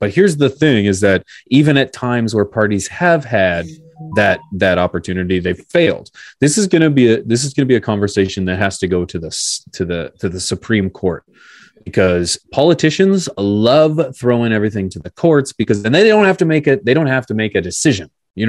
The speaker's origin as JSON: {"language": "English", "country": "Canada", "said": "I'm Canadian here."}